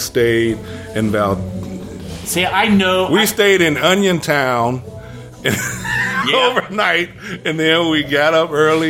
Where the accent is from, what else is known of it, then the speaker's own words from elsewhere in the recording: Toledo, Ohio, United States; moved away; No, I'm originally from Ohio. Toledo, exactly.